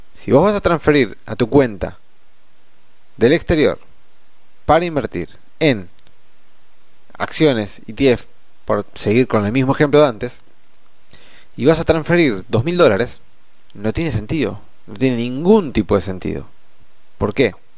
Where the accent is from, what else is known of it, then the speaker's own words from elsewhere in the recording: Argentina; a nosotros como argentinos